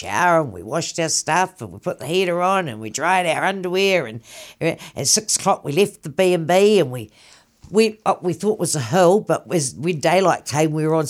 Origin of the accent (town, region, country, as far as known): Petone, Wellington, New Zealand; born or raised there